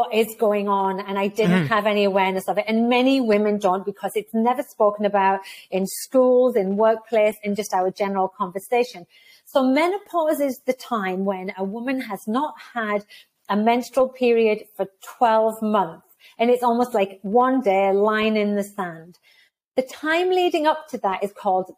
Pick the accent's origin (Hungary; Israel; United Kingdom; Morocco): United Kingdom; moved away as an adult; also born or lived in United States / Texas, United States; now in Canada; I left the UK because I'm not Canadian. Well, I actually am Canadian. I left the UK, moved to the US for 2 years, moved to Canada for 15 years when I became a Canadian